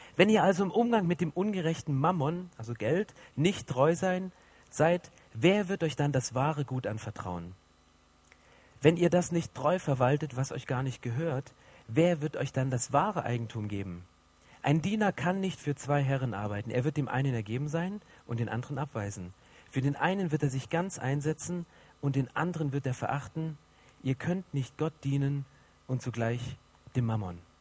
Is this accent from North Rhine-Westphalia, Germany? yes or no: no; 80 km southeast of Dresden, Saxony, Germany; now in Berlin, Germany; ich bin so richtig in der DDR groß geworden. So Süd, 80 Kilometer südöstlich von Dresden, wer so ein bisschen Geografie auskennt, das ist das Dreiländereck Polen, Tschechien